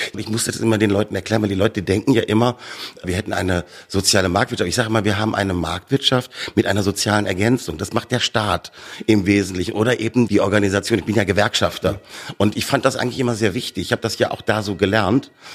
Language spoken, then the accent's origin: German; Bavaria, Germany; also born or lived in Ruhr area, North Rhine-Westphalia; Bayern aufgewachsen